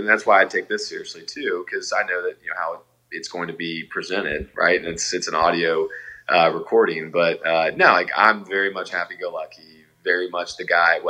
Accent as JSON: {"language": "English", "town": "Atlanta", "region": "Georgia", "country": "United States", "said": "So I'm a transplant from Atlanta."}